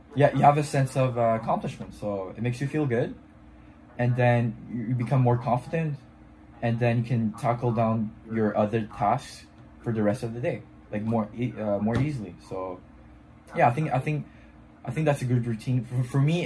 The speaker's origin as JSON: {"language": "English", "town": "Montreal", "region": "Quebec", "country": "Canada", "first_language": "French", "second_language": "English", "said": "I'm from Canada, Montreal, um, which is um, like a French speaking city"}